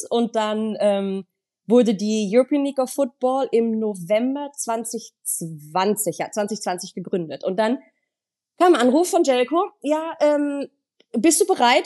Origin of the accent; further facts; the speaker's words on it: Düsseldorf, North Rhine-Westphalia, Germany; gebürtig kommen wir aus Düsseldorf